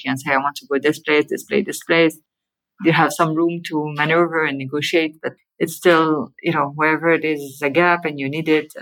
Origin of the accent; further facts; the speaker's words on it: Geneva, Switzerland; moved away as an adult; also born or lived in Zurich; I come from Geneva, which is you know like the heart